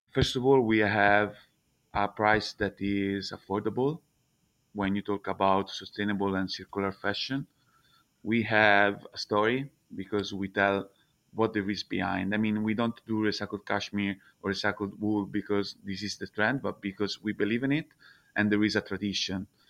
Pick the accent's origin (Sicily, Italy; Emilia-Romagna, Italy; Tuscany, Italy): Tuscany, Italy; Prato; English is a second language; moved away as an adult; also born or lived in Milan / China / Vietnam; now in Prato, Italy; I'm from Prato, which is one of the biggest textile cluster in Europe